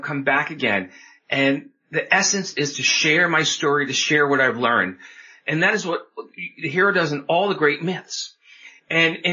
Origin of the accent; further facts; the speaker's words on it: New York, United States; moved away as an adult; now in Oregon, United States; I grew up on the East Coast, New York metro area, came out to Oregon in my mid-20s